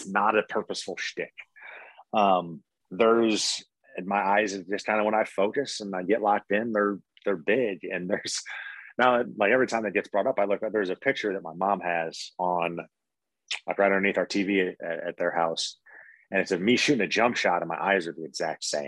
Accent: St. Louis, Missouri, United States; I grew up in St. Louis

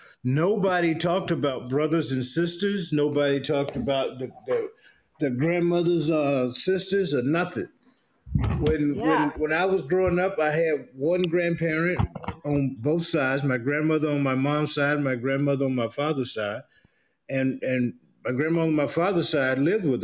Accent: South Carolina, United States; moved away as an adult; now in Virginia Beach, United States; I was raised in South Carolina all my life

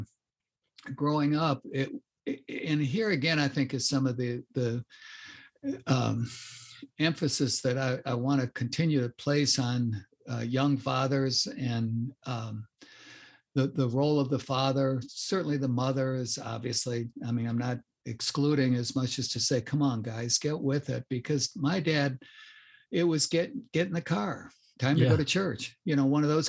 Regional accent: Chicago, Illinois, United States; But I grew up in the North Shore of Chicago.

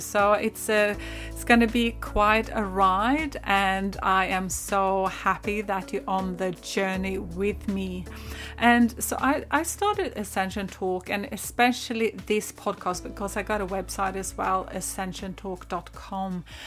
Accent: northern Sweden, Sweden; I am originally from Sweden. I grew up there in the pine forests, kind of the north of Sweden.

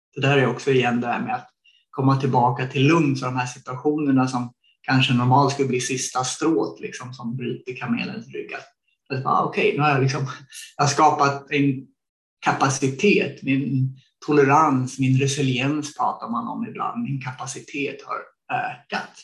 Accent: Sweden; moved away as an adult; när jag växte upp i Sverige

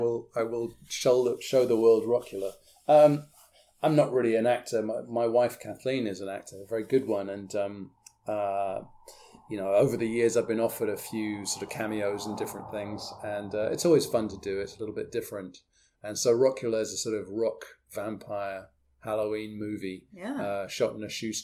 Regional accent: outside Oxford, South East England, United Kingdom; now in Woodbridge, United Kingdom; I grew up outside Oxford and now live outside Woodbridge

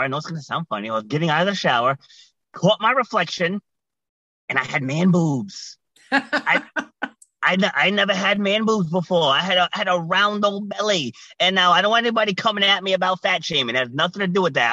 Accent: Rhode Island, United States; also born or lived in New York City; I was born in New York City, but I was raised in Rhode Island.

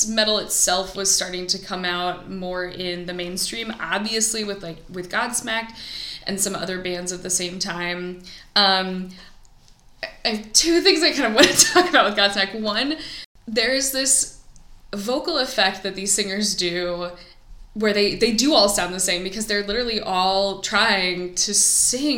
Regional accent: Missouri, United States; Growing up in Missouri, the music that we had access to, a fair amount of punk, sure, but like it was mostly country and then top 40.

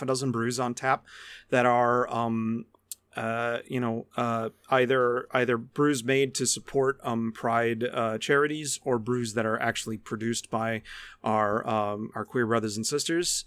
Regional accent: Niagara County, New York, United States; I grew up in Niagara County.

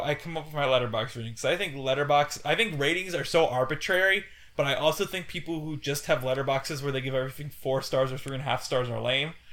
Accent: Indiana, United States; when I was growing up in Indiana, I lived on Route six

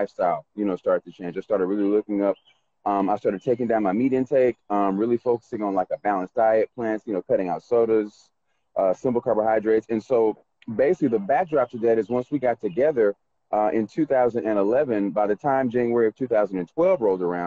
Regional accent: Macon, Georgia, United States; also born or lived in Carrollton, Georgia / Atlanta, Georgia; I was born in Macon, Georgia, 1977 at the Macon Coliseum

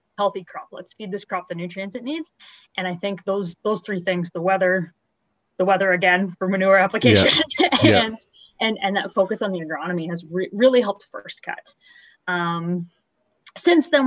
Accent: Huron County, Ontario, Canada; now in Lindsay, Canada; I grew up in Huron County

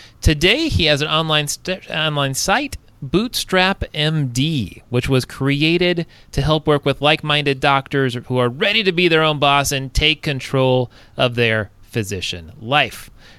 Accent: Southern California, United States; moved away; Southern California, my hometown originally.

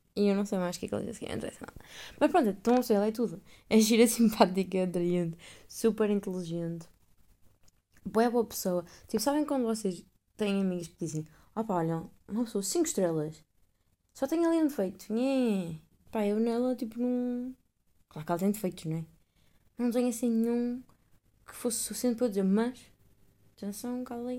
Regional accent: Portugal; now in Netherlands; sou portuguesa

